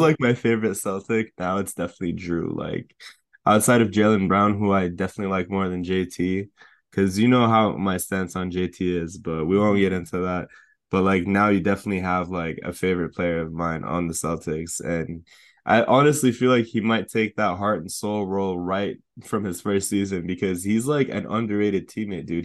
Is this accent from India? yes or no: no; Canada; now in United States; I'm Canadian